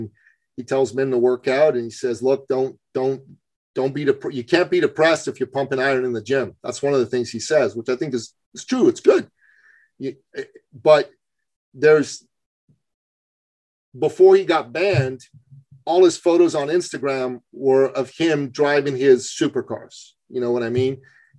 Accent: Iran; moved away; And I'm from Iran originally. I don't think I told you that. But I'm a Christian from Iran. My family left right after the revolution

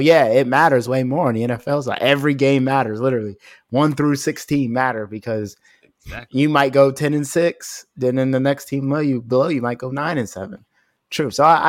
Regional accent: Pittsburgh, Pennsylvania, United States; I'm from Pittsburgh. I grew up in the Steel City. So, yeah, that's my hometown team.

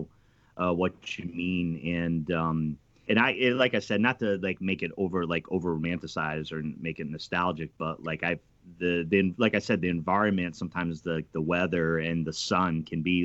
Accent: East Coast, United States; I'm from the East Coast

